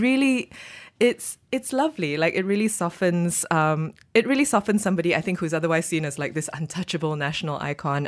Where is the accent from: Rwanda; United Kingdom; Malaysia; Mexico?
Malaysia; as a Malaysian